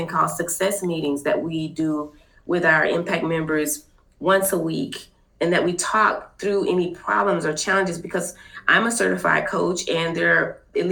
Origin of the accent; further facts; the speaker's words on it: Fort Worth, Texas, United States; now I'm actually from Fort Worth